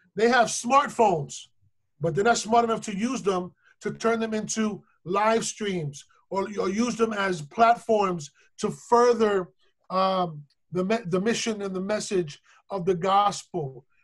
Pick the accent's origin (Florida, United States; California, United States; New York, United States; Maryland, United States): New York, United States; New York City; also born or lived in Caribbean; I'm still from the South Bronx.